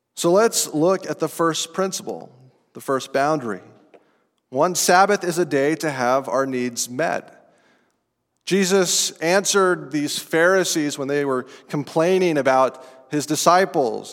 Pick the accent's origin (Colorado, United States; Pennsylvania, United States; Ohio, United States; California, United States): Colorado, United States; Estes Park; This is outside of Estes Park, Colorado, where I grew up